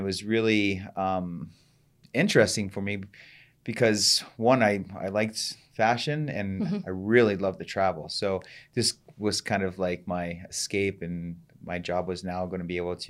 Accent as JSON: {"language": "English", "town": "Columbus", "region": "Ohio", "country": "United States", "said": "I'm originally from Columbus, Ohio, and mm-hmm. I grew up in a very nice home"}